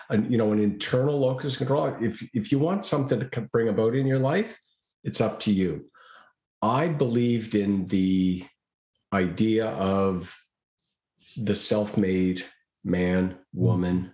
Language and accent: English; Halifax, Nova Scotia, Canada; Halifax, Nova Scotia. That's my hometown